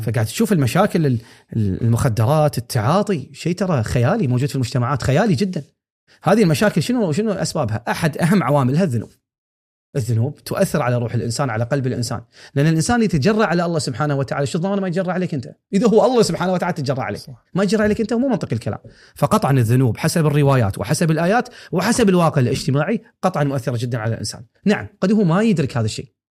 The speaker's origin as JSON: {"language": "Arabic", "country": "Kuwait", "said": "هني عندنا"}